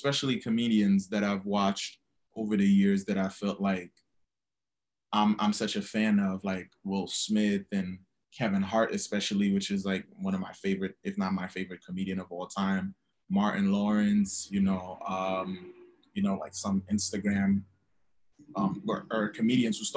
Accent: Haiti; now in New York City, United States; I'm originally from Haiti. And now I live in New York City.

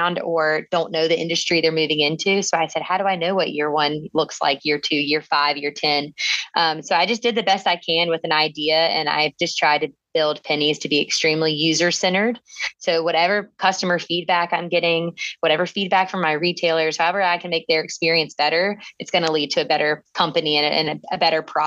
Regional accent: Burlington, North Carolina, United States; also born or lived in Chapel Hill, North Carolina / Washington, D.C.; now in Charlotte, United States; I grew up in Burlington in Alamance County

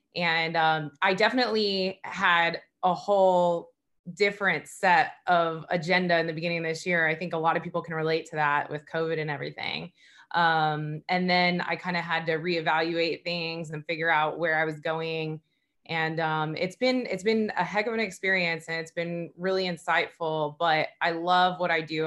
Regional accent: Southern California, United States; moved away as an adult; now in Fort Lauderdale, United States; I grew up in Southern California

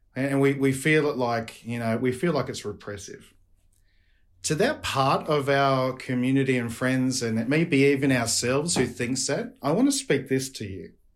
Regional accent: Australia; accent: Australian; my Australian accent

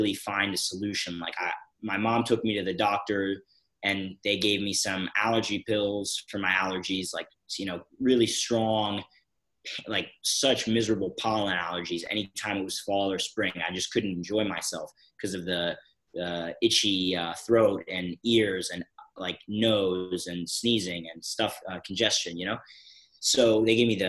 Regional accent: Philadelphia, Pennsylvania, United States; I'm from Philadelphia, Pennsylvania in the US

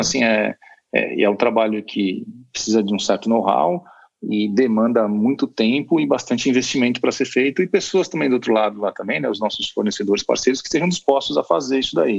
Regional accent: Brazil; nós somos mal acostumados como brasileiros

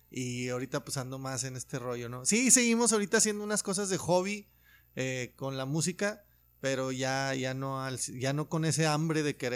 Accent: Loreto, Zacatecas, Mexico; now in Monterrey, Mexico; vivía en Zacatecas, yo soy de Loreto, Zacatecas.

